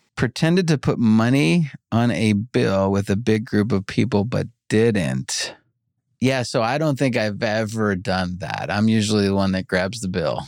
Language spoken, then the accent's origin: English; New York, United States; now in Los Angeles, United States; I grew up in New York